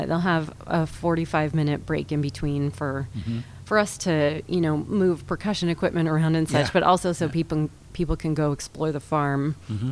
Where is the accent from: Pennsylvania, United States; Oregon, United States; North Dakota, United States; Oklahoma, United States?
Oregon, United States; Hillsboro; I'm from Hillsboro, Oregon.